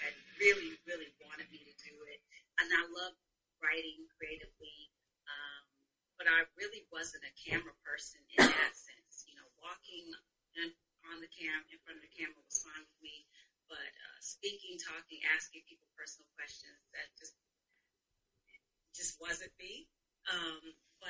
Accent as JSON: {"language": "English", "region": "Michigan", "country": "United States", "tie": "born or raised there", "also_born_or_lived": "Chicago", "moved": "as an adult", "lives_now": "Los Angeles, United States", "said": "I am originally from Michigan, born and raised in Michigan, and then I moved to Chicago"}